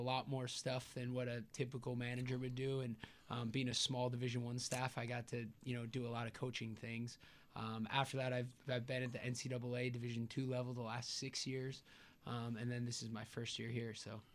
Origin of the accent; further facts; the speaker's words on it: Elkhart Lake, Wisconsin, United States; I'm from Elkhart Lake, Wisconsin